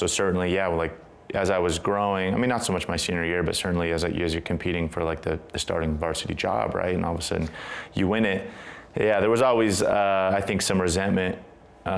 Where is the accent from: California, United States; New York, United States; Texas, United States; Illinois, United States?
California, United States; San Diego; I was growing up in San Diego